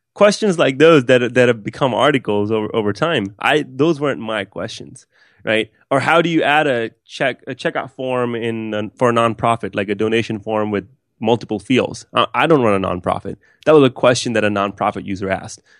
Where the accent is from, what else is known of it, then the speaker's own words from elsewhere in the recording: West Palm Beach, Florida, United States; also born or lived in Pakistan; I grew up in West Palm Beach, Florida